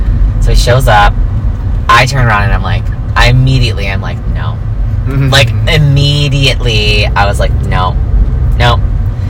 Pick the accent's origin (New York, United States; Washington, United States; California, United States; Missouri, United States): New York, United States; now in Los Angeles, United States; I'm such and such age, and I'm from New York